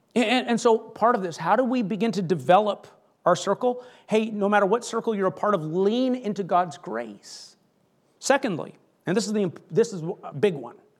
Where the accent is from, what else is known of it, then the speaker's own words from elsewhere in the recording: Canada; I grew up in Canada